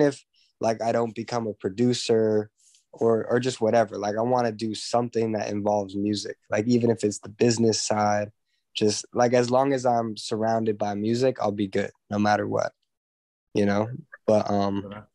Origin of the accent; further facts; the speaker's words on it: Los Angeles, California, United States; I grew up here